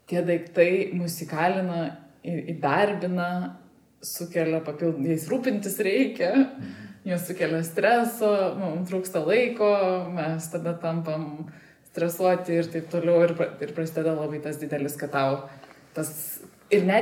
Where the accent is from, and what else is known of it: Lithuania